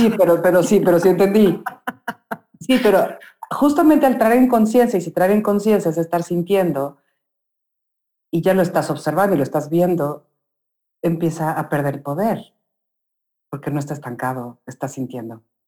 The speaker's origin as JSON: {"language": "Spanish", "region": "Mexico City", "country": "Mexico", "tie": "born or raised there", "said": "cuando era niña compramos, eh, vivíamos en la Ciudad de México, en, Bosques del Lago, que es un lugar lleno de, es un bosque de eucaliptos con un lago. Y ahí crecí"}